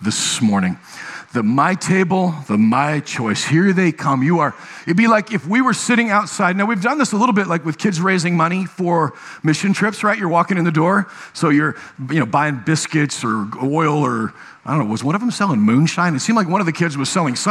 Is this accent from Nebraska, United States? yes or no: yes; Nebraska, United States; moved away; I was raised in Nebraska